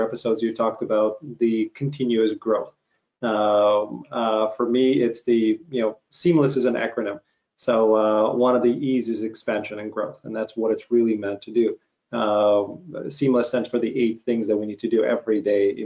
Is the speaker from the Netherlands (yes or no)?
no; Ukraine; moved away; growing up in Ukraine